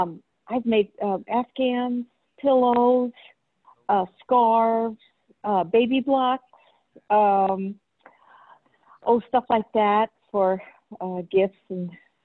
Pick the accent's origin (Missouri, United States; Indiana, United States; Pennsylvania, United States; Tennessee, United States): Missouri, United States; I'm from Missouri, and I've been crocheting for about 15 so years